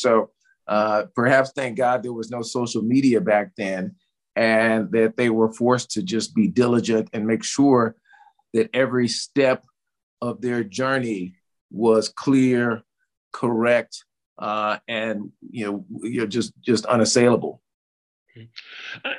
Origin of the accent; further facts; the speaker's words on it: Tulsa, Oklahoma, United States; growing up in Tulsa, Oklahoma